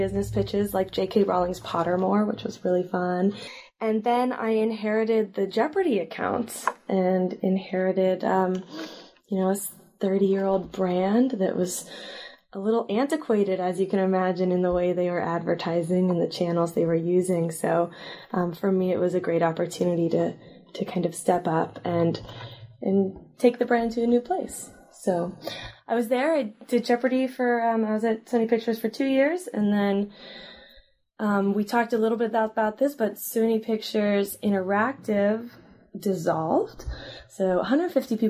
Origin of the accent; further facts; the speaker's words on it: Sacramento, California, United States; I grew up in Sacramento, and I went to undergrad at Berkeley